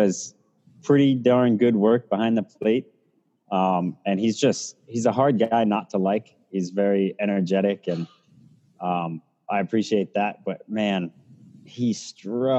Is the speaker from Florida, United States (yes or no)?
yes; St. Augustine, Florida, United States; I grew up in St. Augustine, so I'm a Florida native